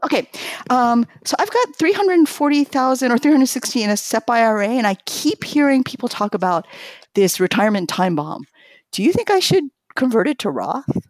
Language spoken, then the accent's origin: English; New York, United States; also born or lived in Tokyo, Japan; I grew up in New York, but I speak Japanese with my parents.